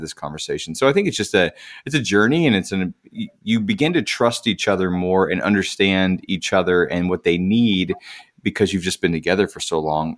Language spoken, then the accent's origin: English; Indiana, United States; now in Nashville, United States; I'm from Indiana originally, from the cornfields